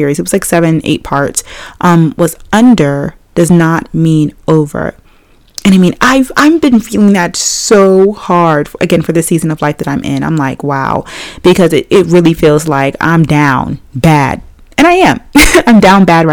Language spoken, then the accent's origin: English; Maryland, United States; I'm from Maryland